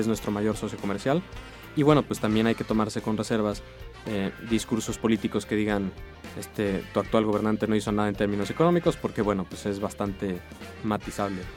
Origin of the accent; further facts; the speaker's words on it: Mexico